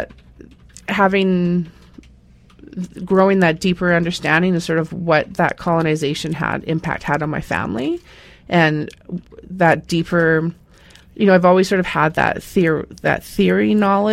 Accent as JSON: {"language": "English", "town": "Ladner", "region": "British Columbia", "country": "Canada", "tie": "born or raised there", "said": "I grew up in Ladner"}